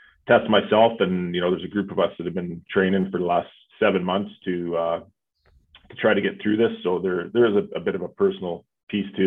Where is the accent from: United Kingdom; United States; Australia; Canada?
Canada; Calgary, Alberta; I'm born and raised in Calgary